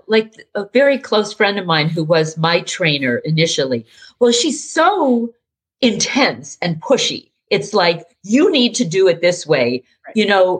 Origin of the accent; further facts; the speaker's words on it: New York, United States; moved away; I'm from New York. I mean, I was a New Yorker